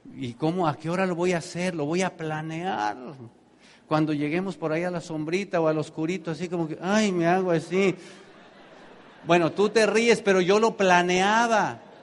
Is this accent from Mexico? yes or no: yes; Tenancingo, State of Mexico, Mexico; born or raised there; moved away